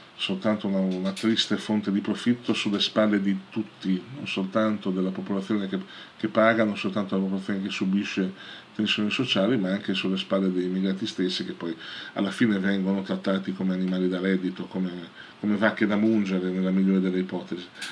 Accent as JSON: {"language": "Italian", "country": "Italy", "said": "nel nostro paese"}